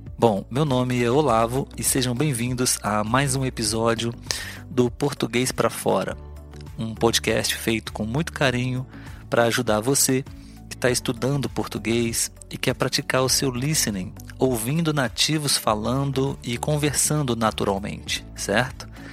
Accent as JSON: {"language": "Portuguese", "country": "Brazil"}